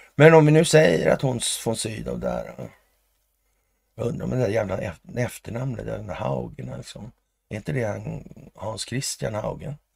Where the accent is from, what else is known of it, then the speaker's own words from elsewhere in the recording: Sweden; vi i Sverige